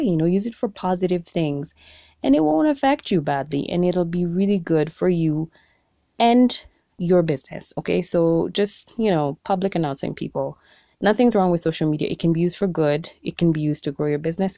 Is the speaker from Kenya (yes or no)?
yes; Kenya; being a Kenyan entrepreneur